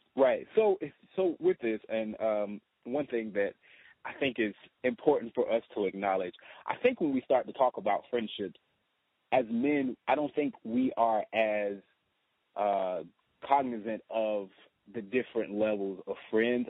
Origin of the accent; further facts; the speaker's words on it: the South, United States; moved away as an adult; being a Southerner, being from the South